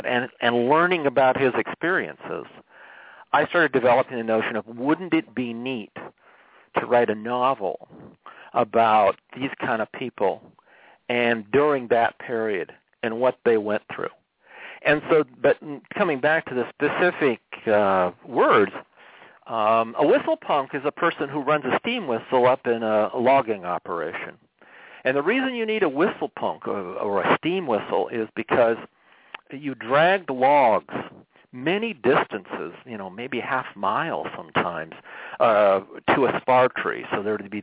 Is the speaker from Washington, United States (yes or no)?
yes; Monroe, Washington, United States; moved away as an adult; now in Washington, DC, United States; I grew up in the Northwest, as you said. I grew up near Monroe.